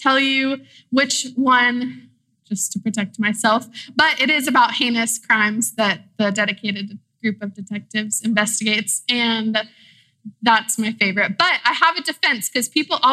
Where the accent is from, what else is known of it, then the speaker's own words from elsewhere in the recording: Austin, Texas, United States; moved away as an adult; now in San Marcos, United States; I'm from Austin, Texas. My family's from Mexico City, but I came to San Marcos to go to school at Texas State.